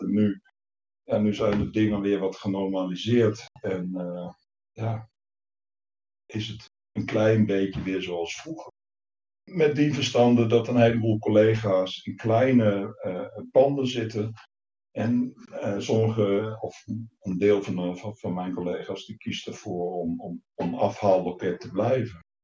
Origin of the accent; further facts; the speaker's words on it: Deventer, Overijssel, Netherlands; also born or lived in Leeuwarden; vanuit Deventer, waar ik ben opgegroeid